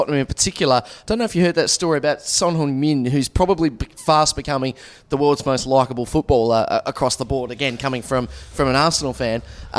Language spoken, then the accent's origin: English; Tasmania, Australia; accent: Tasmanian; moved away; Well, I still speak Tasmanian.